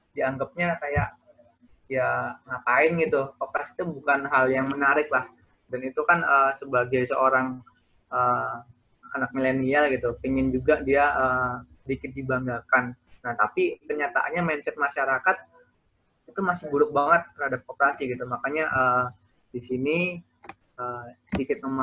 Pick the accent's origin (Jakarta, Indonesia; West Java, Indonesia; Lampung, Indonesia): Lampung, Indonesia; saya asli orang Lampung cuman sukunya Jawa. Jadi mukanya bukan muka orang Lampung.